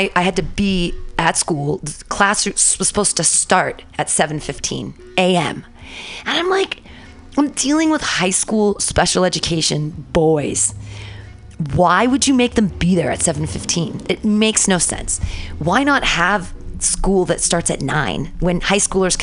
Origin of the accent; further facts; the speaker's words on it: Danville, California, United States; also born or lived in San Diego; now in San Francisco, United States; I grew up in Danville